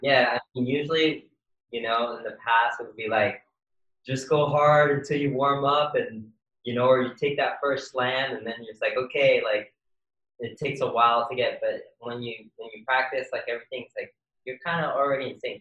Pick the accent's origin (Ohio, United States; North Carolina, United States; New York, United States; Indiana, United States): New York, United States; New York City; now in Los Angeles, United States; I was born and raised in Queens, New York